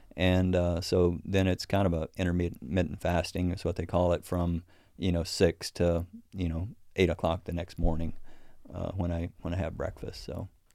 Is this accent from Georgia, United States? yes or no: no; Missouri, United States; Missouri, my home state